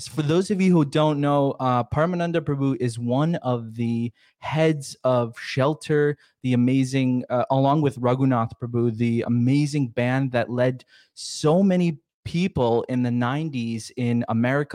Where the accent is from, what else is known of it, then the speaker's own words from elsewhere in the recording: Yonkers, New York, United States; I was born in Yonkers